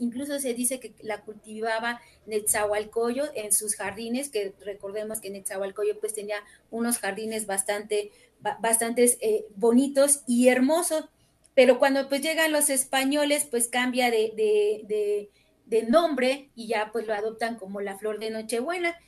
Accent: Amozoc, Puebla, Mexico; yo que soy de Amozoc y todavía lo considero un pueblo

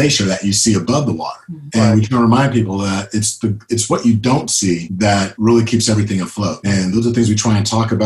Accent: Sacramento, California, United States; I'm born and bred Sacramento

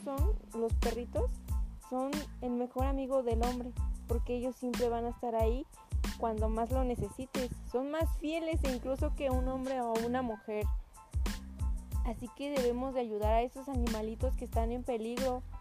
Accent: Mexico; aquí en México

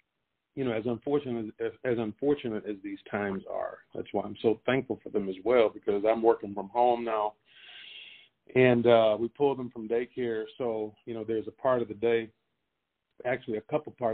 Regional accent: Pineville, Louisiana, United States; moved away as an adult; also born or lived in Austin, Texas; Born and raised in Pineville, Louisiana

